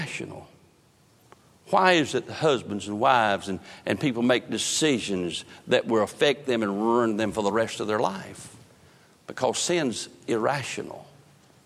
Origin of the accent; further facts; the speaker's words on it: North Carolina, United States; I grew up in northern part, eastern part of the state, fished the Chowan River